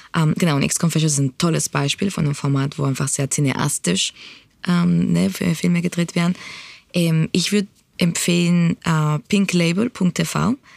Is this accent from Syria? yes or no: no; Spain; now in Berlin, Germany; ich bin in Spanien aufgewachsen